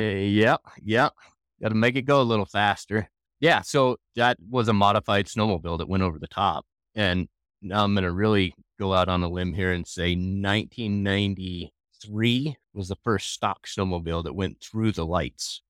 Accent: Jackson, Wyoming, United States; Born and raised in Jackson

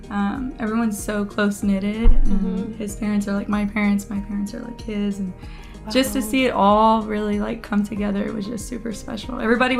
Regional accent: San Antonio, Texas, United States; Born and raised here in San Antonio. Family, friends, everyone's here.

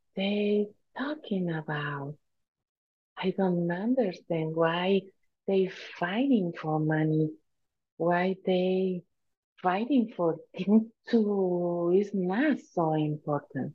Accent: Tijuana, Baja California, Mexico; first language Spanish; English is a second language; I was born in a Mexican family. I was born in Tijuana, Mexico. In also is California, but Baja California.

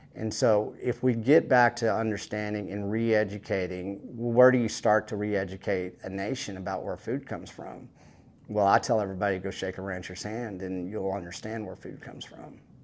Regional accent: West Texas, United States; I come from West Texas, a West Texas cowboy that knows how to take care of cattle

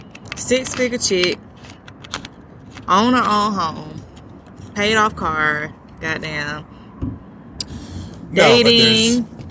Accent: Utah, United States; I had to fight, and I walked into that because I came from Utah, and I was the only one.

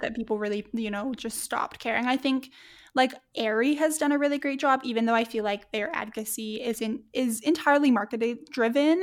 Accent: Edmonton, Alberta, Canada; my hometown here in Edmonton

